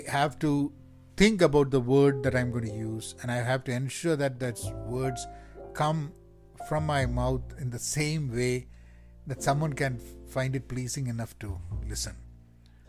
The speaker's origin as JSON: {"language": "English", "town": "Kozhikode", "region": "Kerala", "country": "India", "accent": "Kerala Calicut colloquial Malayalam", "first_language": "Malayalam", "second_language": "English", "said": "Malayalam being my first language, though I have learned English and spoken English even as a kid, I feel more comfortable at home when I speak Malayalam, not even Malayalam, but Malayalam in that typical Kerala, you know, Calicut colloquial language or the accent."}